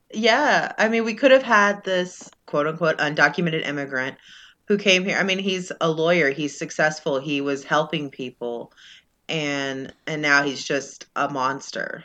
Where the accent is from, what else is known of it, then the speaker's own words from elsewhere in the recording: Texas, United States; I'm from Texas, and I don't speak Spanish